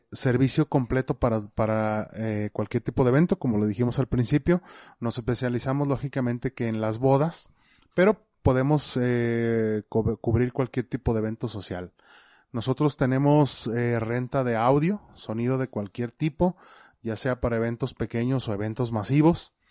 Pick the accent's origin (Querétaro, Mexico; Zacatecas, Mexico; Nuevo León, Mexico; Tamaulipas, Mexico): Zacatecas, Mexico; somos de Zacatecas.